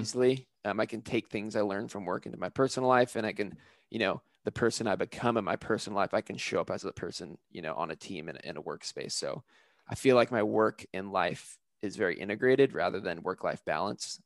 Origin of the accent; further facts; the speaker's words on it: California, United States; I am originally from California, where I kind of have a lot of my roots of my travel background, and I grew up in a family that was very big into camping